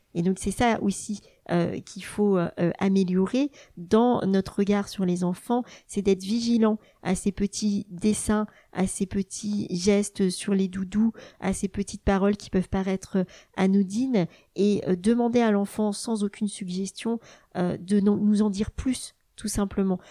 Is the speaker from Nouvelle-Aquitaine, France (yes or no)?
no; Burgundy, Bourgogne-Franche-Comté, France; moved away as an adult; also born or lived in Dijon; now in Rennes, France; J'ai grandi euh, en Bourgogne avec ma maman institutrice et ma sœur dont je suis euh, très proche.